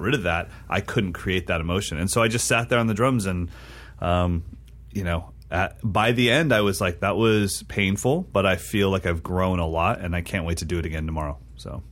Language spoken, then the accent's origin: English; Sacramento, California, United States; moved away; Sacramento, which is my hometown